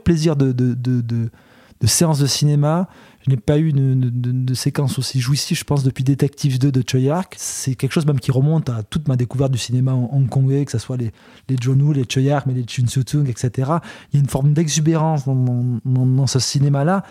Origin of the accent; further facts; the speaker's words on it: Belgium; chez nous en Belgique